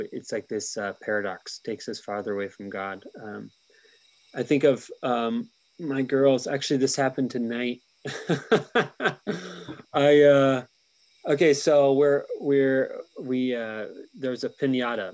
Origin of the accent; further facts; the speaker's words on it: United States; as an American